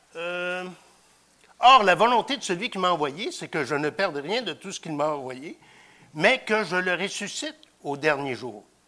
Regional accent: Victoriaville, Quebec, Canada; je viens de Victoriaville

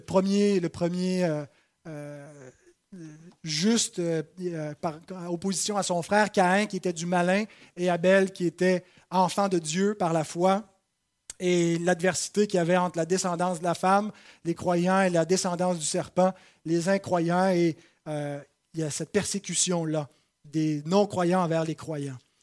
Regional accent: Saint-Jérôme, Quebec, Canada; j'ai été plutôt bien reçu dans ma patrie. Euh, je suis de Saint-Jérôme et j'ai été accueilli par les miens

